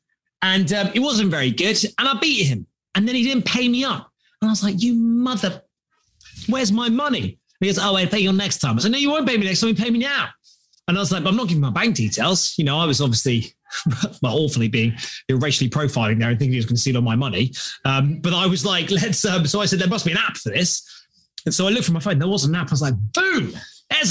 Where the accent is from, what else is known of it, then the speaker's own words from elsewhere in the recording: London, United Kingdom; As you can tell by my sexy accent, I'm from London, England.